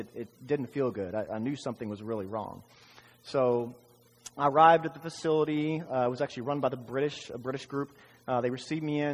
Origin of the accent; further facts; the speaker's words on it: Dallas, Texas, United States; also born or lived in Austin, Texas; I was born in Dallas, Texas